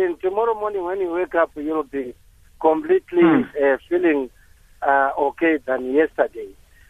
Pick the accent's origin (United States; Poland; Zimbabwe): Zimbabwe; now in Rustenburg, South Africa; I grew up in Zimbabwe.